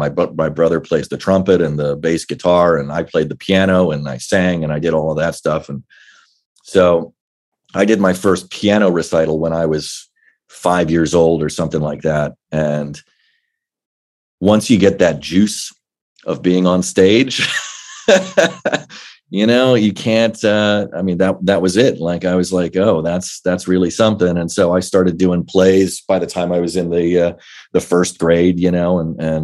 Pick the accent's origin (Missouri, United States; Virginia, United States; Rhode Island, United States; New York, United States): Virginia, United States; Well, I was a military kid, so we moved around a good bit, but for the most part, in Northern Virginia, in the DC area, that's kind of where my dad's career landed.